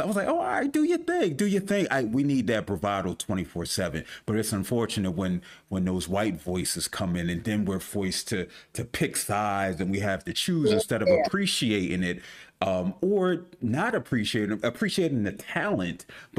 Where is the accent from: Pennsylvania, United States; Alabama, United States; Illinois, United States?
Pennsylvania, United States; Philadelphia; I'm from Philly.